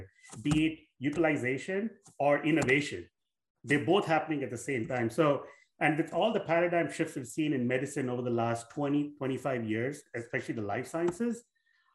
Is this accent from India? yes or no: yes; India; moved away as an adult; also born or lived in Southeast Asia; now in United States; I grew up in India, I was born in India